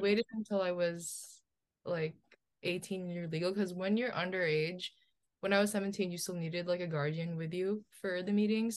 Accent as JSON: {"language": "English", "region": "New Jersey", "country": "United States", "tie": "born or raised there", "also_born_or_lived": "Philippines", "said": "I was born in the Philippines. but I grew up in New Jersey"}